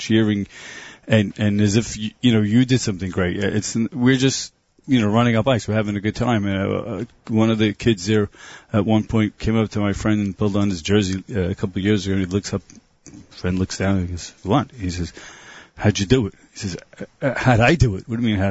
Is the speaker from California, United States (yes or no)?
no; Brooklyn, New York, United States; Brooklyn, New York.